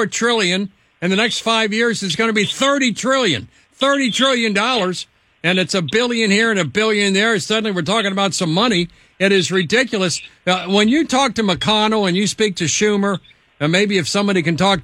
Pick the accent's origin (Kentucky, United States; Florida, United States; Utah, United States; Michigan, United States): Kentucky, United States; This is my home state of Kentucky.